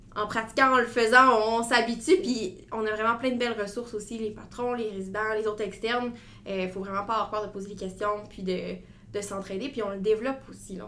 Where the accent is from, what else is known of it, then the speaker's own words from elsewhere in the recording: Gatineau, Quebec, Canada; moved away as an adult; now in Quebec City, Canada; je viens de Gatineau. Je vivais à Gatineau avant. ma famille est encore là présentement